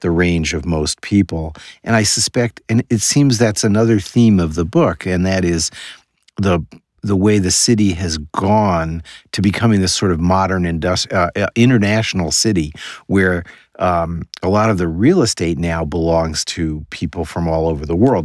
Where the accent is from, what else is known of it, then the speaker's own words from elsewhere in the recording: New York City, New York, United States; moved away; I was born in New York City.